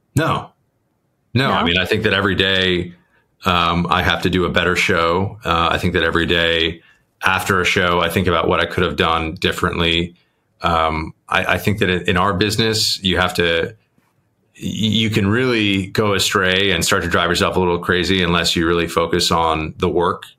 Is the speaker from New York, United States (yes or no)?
yes; New York City, New York, United States; growing up in New York